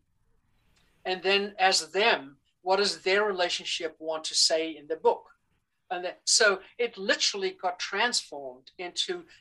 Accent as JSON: {"language": "English", "country": "South Africa", "tie": "born or raised there", "also_born_or_lived": "Amazon", "moved": "yes", "said": "I grew up in South Africa during the apartheid era"}